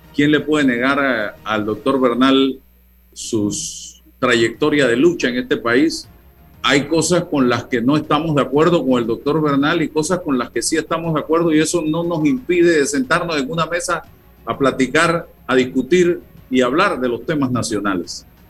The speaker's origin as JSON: {"language": "Spanish", "country": "Panama", "said": "soy panameño, soy ciudadano, soy periodista"}